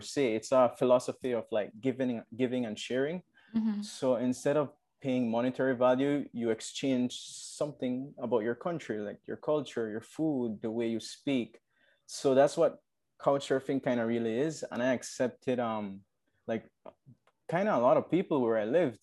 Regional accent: Orange Walk, Orange Walk District, Belize; also born or lived in San Ignacio, Belize; it's from Orange Walk, and I grew up here.

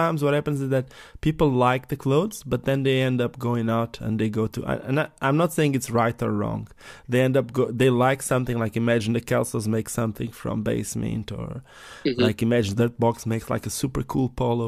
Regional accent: Portugal; I'm from Portugal. It's a small village in Portugal.

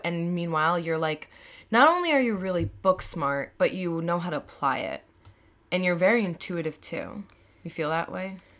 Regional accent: Long Island, New York, United States; I'm in Long Island and I'm, I'm from here

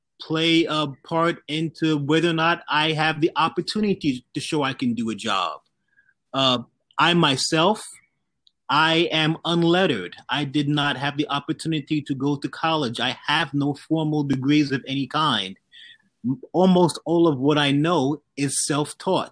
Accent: New York City, New York, United States; The neighborhood that I grew up in Southeast Queens, was poor

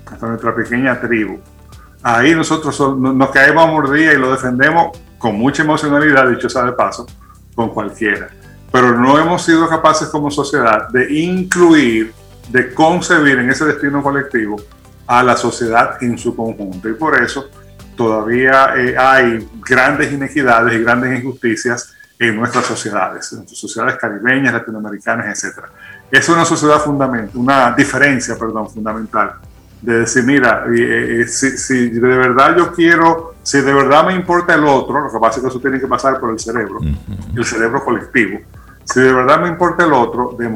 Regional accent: Dominican Republic; si los dominicanos no fuéramos como fuéramos, no fuéramos dominicanos

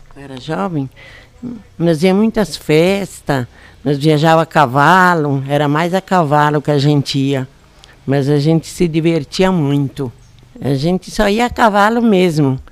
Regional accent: Domingos Martins, Espírito Santo, Brazil; moved away as an adult; also born or lived in Castelinho, Vargem Alta; now in Vargem Alta, Brazil; Lá em em Aracê, Domingos Martins

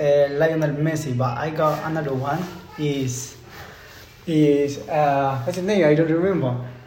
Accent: Spain; I'm from Spain.

